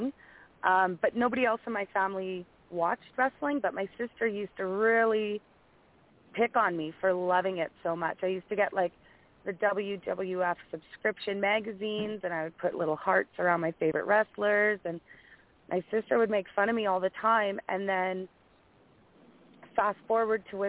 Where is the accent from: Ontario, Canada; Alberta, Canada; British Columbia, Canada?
Alberta, Canada; I'm from Alberta, Canada